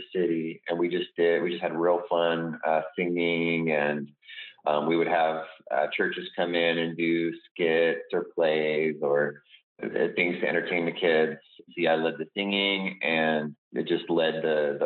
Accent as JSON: {"language": "English", "town": "Los Angeles", "region": "California", "country": "United States", "tie": "born or raised there", "moved": "as an adult", "said": "when I was a kid out in L.A."}